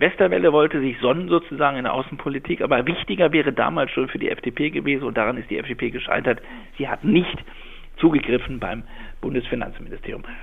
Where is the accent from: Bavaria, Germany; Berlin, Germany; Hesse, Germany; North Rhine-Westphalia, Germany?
Berlin, Germany; bin ja gebürtiger Berliner